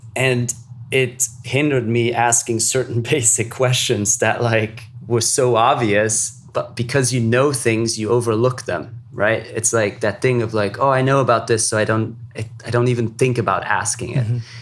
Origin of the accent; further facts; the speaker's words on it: Luxembourg; growing up in Luxembourg